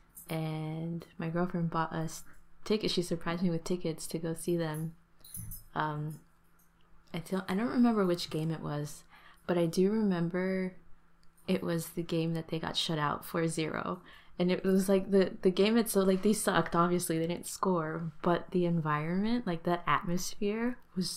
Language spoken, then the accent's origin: English; the Bay Area, California, United States; where I grew up in the Bay